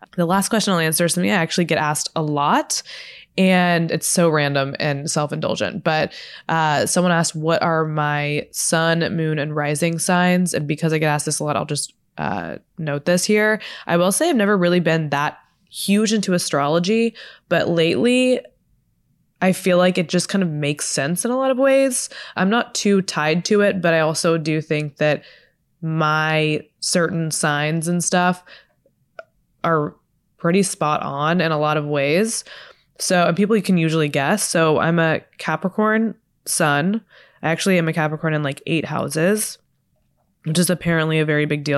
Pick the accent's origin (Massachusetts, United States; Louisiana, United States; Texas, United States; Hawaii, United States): Texas, United States; now in Los Angeles, United States; I'm from Texas